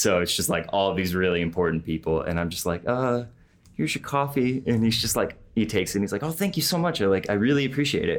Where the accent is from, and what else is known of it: Clarkston, United States